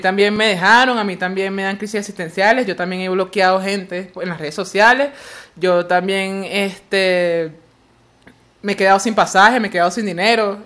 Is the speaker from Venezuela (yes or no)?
yes; Barlovento, Miranda, Venezuela; now in Caracas, Venezuela; Yo nací en Barlovento, pero no me gusta ir para allá.